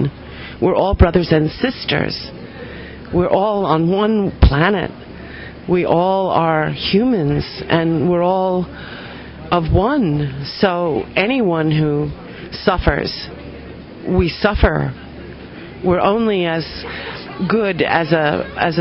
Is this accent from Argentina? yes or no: no; United States; moved away as an adult; now in Dominican Republic; I'm from America